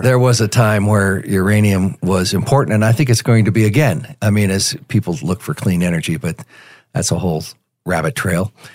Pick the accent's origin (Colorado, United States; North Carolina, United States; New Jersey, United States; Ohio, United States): Colorado, United States; Denver; also born or lived in Tulsa, Oklahoma; I grew up here in Denver. I was born in Tulsa, and my father moved us to Denver when I was five years old.